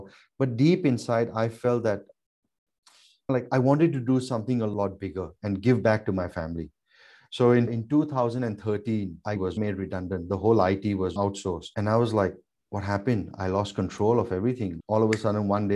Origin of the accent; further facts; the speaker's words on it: India; moved away as an adult; also born or lived in Thailand / Gold Coast, Australia; now in Australia; I'm of Indian origin. I'm born in Thailand. I was actually brought up in India because I did my entire boarding right from kindergarten from 4.5. Till year 12 was in India.